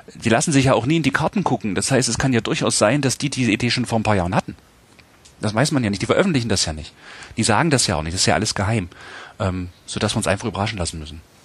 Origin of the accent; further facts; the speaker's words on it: Halle, Saxony-Anhalt, Germany; now in Jena, Germany; ich komme wie gesagt aus Hallander Saale, es ist in Sachsen-Anhalt, Ostdeutschland